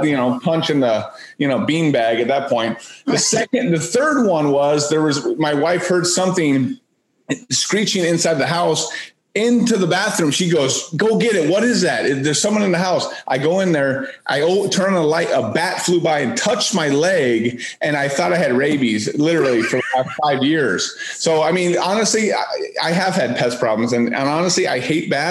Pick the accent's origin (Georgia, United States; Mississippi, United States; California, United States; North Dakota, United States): California, United States; moved away; growing up in California